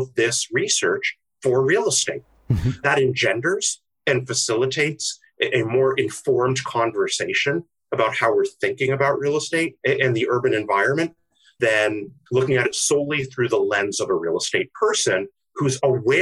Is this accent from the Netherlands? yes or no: no; Ottawa, Ontario, Canada; moved away as an adult; also born or lived in London, United Kingdom; now in United States; From Canada. Canada. I was born in the UK, in London. Uh-huh. And then as a kid, came to Canada